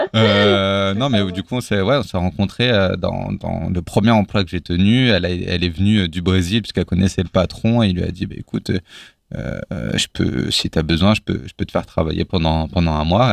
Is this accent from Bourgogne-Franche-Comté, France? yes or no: yes; Villiers-Saint-Benoît, Bourgogne-Franche-Comté, France; moved away; J'ai grandi à la campagne, vraiment dans un, dans un bled paumé où il y avait euh, trois maisons euh, euh, qui s'appellent les tricotés.